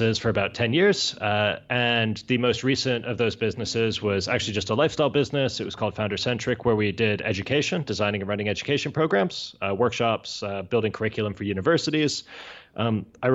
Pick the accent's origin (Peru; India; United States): United States; near Miami, Florida; accent: American; also born or lived in Georgia; now in Barcelona, Spain; I grew up near Miami